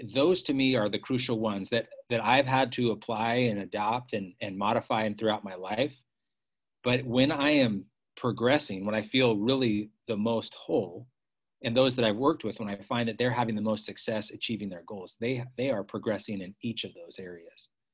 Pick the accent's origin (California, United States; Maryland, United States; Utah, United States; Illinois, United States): California, United States; Bay Area; moved away as an adult; also born or lived in San Francisco; I grew up in the Bay Area, California